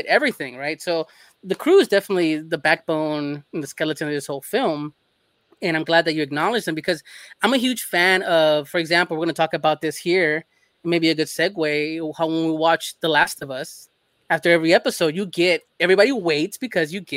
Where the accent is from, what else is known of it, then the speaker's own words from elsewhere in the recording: Los Angeles, California, United States; moved away as an adult; now in Texas, United States; I'm from LA. I'm born in LA. Born, bred, and left at 20 years old and never looked back.